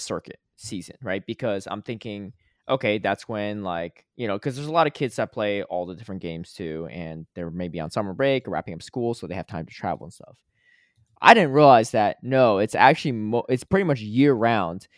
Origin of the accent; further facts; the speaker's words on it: Connecticut, United States; also born or lived in Atlanta; now in Los Angeles, United States; I grew up in Connecticut